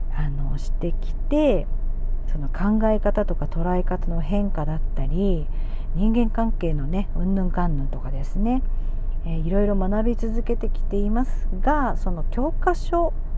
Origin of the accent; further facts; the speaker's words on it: Miyazaki, Japan; also born or lived in Osaka / Chiba / Tokyo; 宮崎県生まれで宮崎県育ち